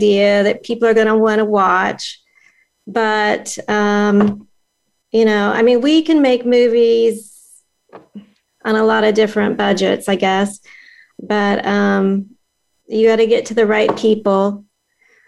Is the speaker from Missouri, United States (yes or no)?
yes; Kansas City, Missouri, United States; I'm from Kansas City